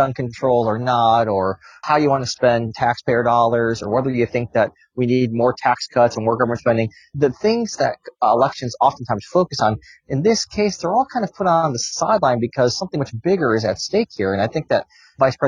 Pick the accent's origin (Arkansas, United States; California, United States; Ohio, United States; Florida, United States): California, United States; San Diego; moved away as an adult; also born or lived in Rochester, New York; now in Washington, D.C., United States; I grew up in upstate New York in Rochester. It's where I spent my childhood. And then when I was 10, we moved to San Diego, California, where I spent most of my time until I moved to Washington, D.C. in 2006